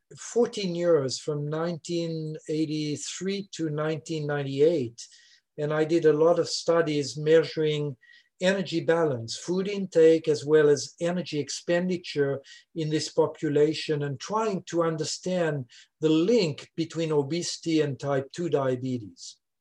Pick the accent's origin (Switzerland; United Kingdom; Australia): Switzerland; first language French; English is a second language; moved away as an adult; now in Louisiana, United States; I'm originally from Switzerland, as you can hear